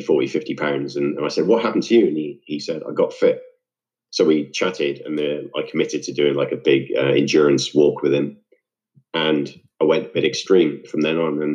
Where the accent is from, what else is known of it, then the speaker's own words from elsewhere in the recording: Wales, United Kingdom; also born or lived in Devon, England / London, England; I moved to Wales at that age with my family